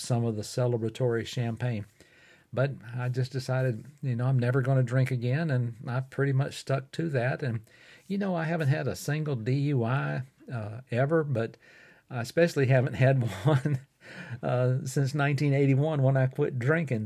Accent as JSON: {"language": "English", "town": "Fort Payne", "region": "Alabama", "country": "United States", "tie": "born or raised there", "said": "recording right here in my hometown of Fort Payne, Alabama, in the United States"}